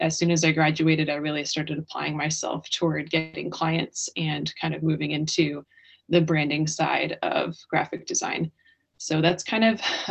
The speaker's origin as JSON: {"language": "English", "region": "New Hampshire", "country": "United States", "tie": "born or raised there", "also_born_or_lived": "Northwest Arkansas", "said": "I was born in New Hampshire. I grew up here."}